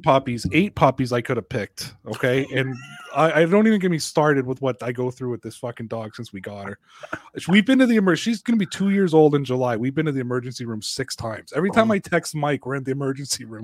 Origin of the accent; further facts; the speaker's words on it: Canada; I'm Canadian